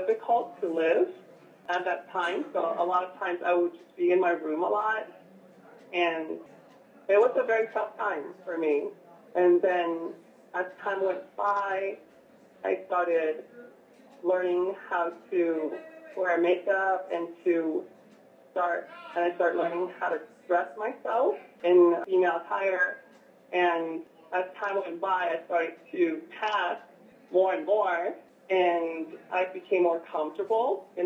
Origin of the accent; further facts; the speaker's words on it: San Diego, California, United States; I grew up in San Diego